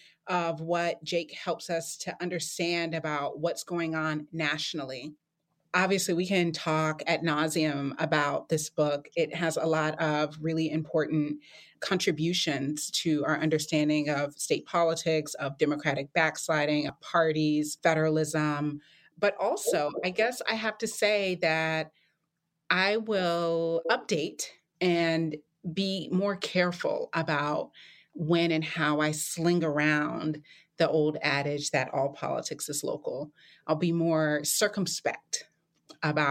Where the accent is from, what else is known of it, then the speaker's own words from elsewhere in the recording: North Carolina, United States; my home state of North Carolina, which I love so much